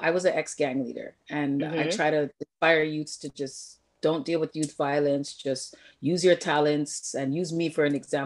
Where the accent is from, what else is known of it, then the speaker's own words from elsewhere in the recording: Toronto, Ontario, Canada; I grew up in Jamestown and Jane and Finch